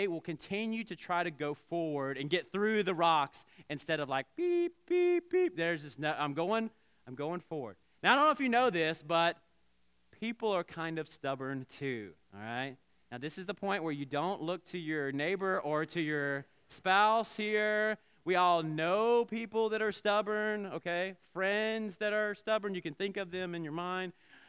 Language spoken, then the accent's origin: English; Southeast, United States; And growing up in the Southeast, we didn't have a lot of sheep around.